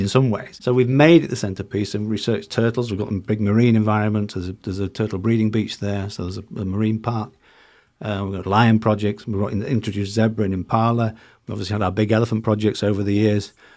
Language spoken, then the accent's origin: English; South Africa; accent: South African; now in Tanzania; my South African accent